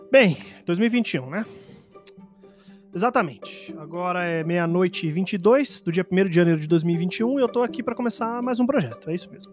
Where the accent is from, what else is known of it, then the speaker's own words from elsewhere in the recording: São Paulo, Brazil; eu sou só um paulistano